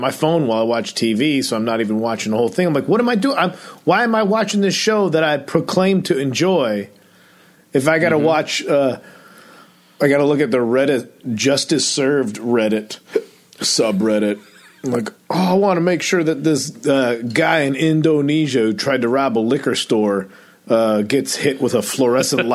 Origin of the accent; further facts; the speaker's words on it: Addison, Illinois, United States; now in Los Angeles, United States; Addison where I'm from